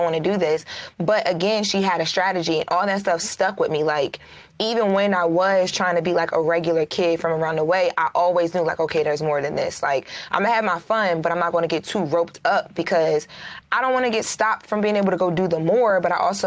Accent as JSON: {"language": "English", "town": "Wilmington", "region": "Delaware", "country": "United States", "tie": "born or raised there", "also_born_or_lived": "Hollywood", "moved": "as an adult", "said": "So I grew up in Wilmington, Delaware, which is not big here at all."}